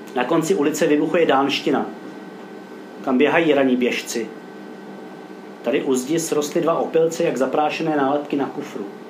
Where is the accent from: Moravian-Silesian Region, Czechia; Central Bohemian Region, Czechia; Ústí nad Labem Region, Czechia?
Ústí nad Labem Region, Czechia; Roudnice nad Labem; also born or lived in Kyjov; já žiju v rovnici od svých dvou let